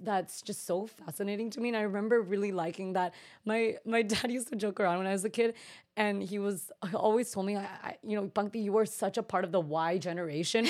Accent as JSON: {"language": "English", "area": "Bay Area", "region": "Northern California", "country": "United States", "tie": "born or raised there", "also_born_or_lived": "New York City", "said": "I'm originally from the Bay Area, so Northern California, and I honestly feel so lucky to have been brought up in that environment"}